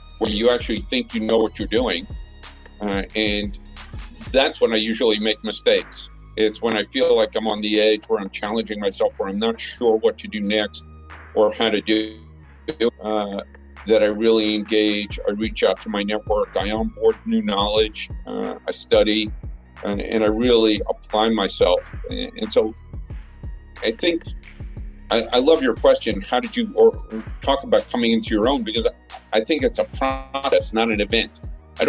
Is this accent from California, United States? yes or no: no; New York, United States; moved away as an adult; now in Japan; I grew up in Brooklyn